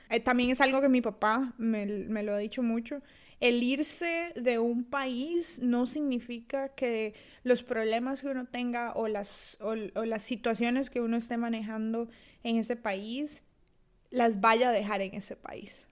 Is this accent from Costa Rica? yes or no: yes; Costa Rica; accent: Costa Rican; moved away as an adult; now in Tallinn, Estonia; Yo soy de Costa Rica, de ahí mi acento. Y bueno, yo emigré a Estonia hace ya casi dos años. Eh, actualmente vivo en Tallinn.